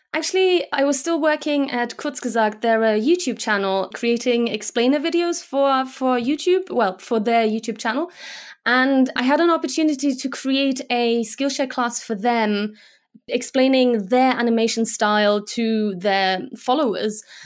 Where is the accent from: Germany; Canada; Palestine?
Germany; first language Slovak; English is a second language; moved away as an adult; also born or lived in Slovakia / United Kingdom; now in Munich, Germany; we moved to Germany, and I grew up there